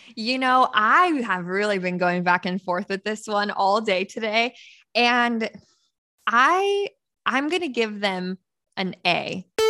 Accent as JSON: {"language": "English", "region": "Northern California", "country": "United States", "tie": "born or raised there", "said": "I'm actually from Northern California, born and raised in California"}